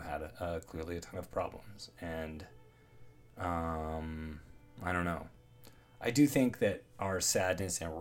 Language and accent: English; Toronto, Ontario, Canada; also born or lived in Los Angeles; I'm from Toronto originally, that's where I am right now